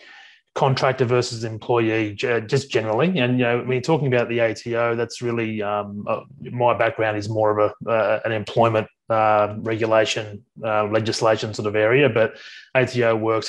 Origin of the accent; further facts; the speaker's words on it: Sydney, New South Wales, Australia; So I'm originally from Sydney. I grew up in the southwestern suburbs of Sydney